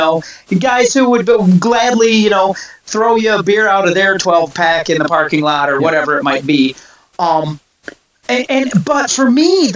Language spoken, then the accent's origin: English; United States; as an American, as a younger American